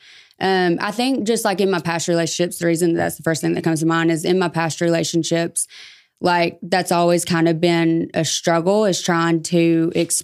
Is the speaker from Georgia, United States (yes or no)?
yes; Dalton, Georgia, United States; also born or lived in Chattanooga, Tennessee / Chatsworth, Georgia / Calhoun, Georgia; I was born in Chattanooga, raised here like Dalton, Chatsworth, and I moved to Calhoun for a few years and then back.